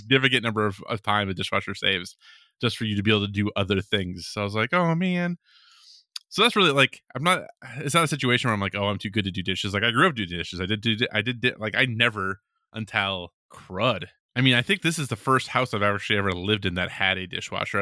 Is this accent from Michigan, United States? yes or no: no; Minneapolis–Saint Paul, Minnesota, United States; being from Minnesota, like, especially since I grew up around the Twin Cities